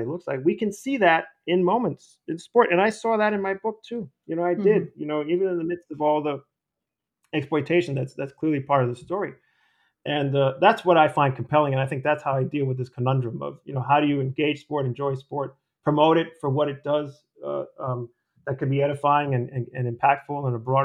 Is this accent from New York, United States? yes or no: yes; New York City, New York, United States; moved away as an adult; also born or lived in Austin, Texas; my experience growing up in the Bronx, playing sports, baseball and basketball.